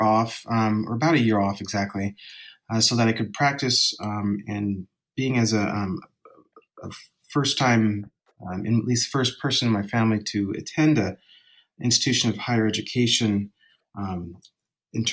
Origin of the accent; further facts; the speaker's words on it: Hayward, California, United States; I'm from originally here in Hayward.